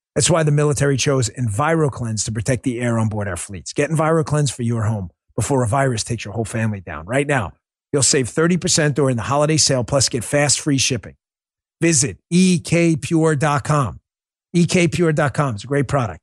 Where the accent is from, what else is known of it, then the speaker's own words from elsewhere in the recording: New York, United States; I'm from New York